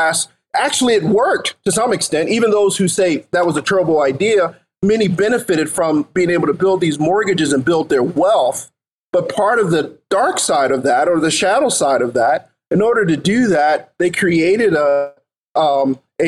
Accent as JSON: {"language": "English", "town": "Philadelphia", "region": "Pennsylvania", "country": "United States", "tie": "born or raised there", "said": "the block or two that I grew up on in North Philly"}